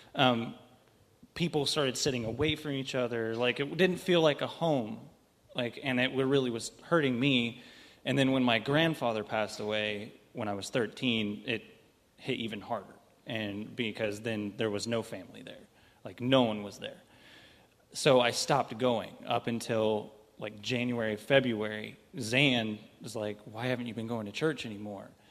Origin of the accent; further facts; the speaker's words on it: St. Joseph, Missouri, United States; I'm from St. Joe. I've been here all my life